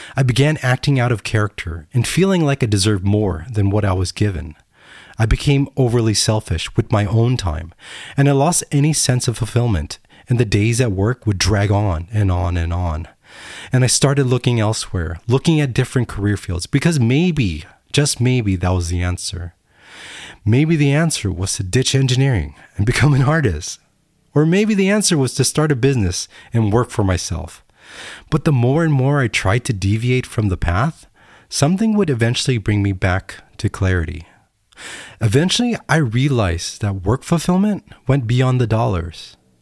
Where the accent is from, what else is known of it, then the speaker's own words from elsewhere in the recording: United States; I'm American